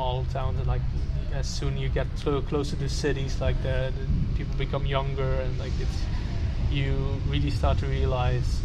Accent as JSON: {"language": "English", "country": "Netherlands", "said": "I'm from the Netherlands."}